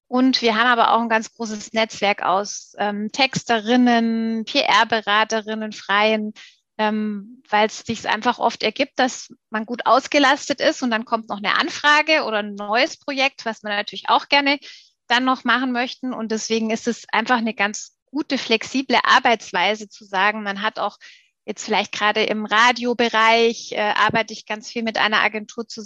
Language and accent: German; Stuttgart, Baden-Württemberg, Germany; born or raised there; moved away as an adult; also born or lived in Munich / Augsburg